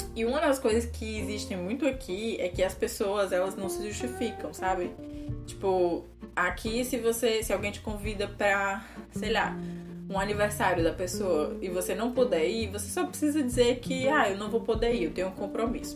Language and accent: Portuguese; Brazil; now in Portugal; falando como brasileira